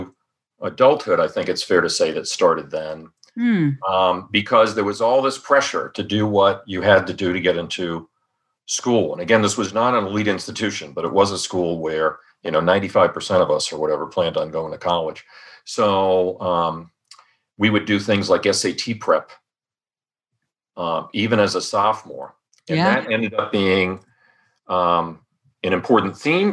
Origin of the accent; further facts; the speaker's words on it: Rhode Island, United States; I grew up in Rhode Island